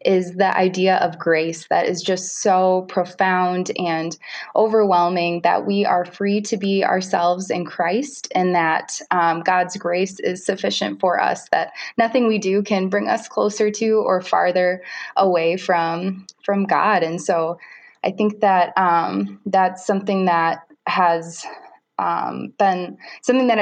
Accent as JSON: {"language": "English", "town": "Forest Lake", "region": "Minnesota", "country": "United States", "tie": "born or raised there", "also_born_or_lived": "St. Paul, Minnesota", "said": "I grew up in Forest Lake"}